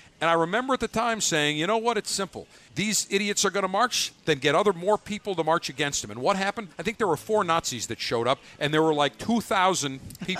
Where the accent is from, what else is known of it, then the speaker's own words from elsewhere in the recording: Buffalo, New York, United States; moved away as an adult; also born or lived in Baltimore; now in Tampa, United States; I am a Yankee. I was born in Buffalo, the crumbling Empire State of New York.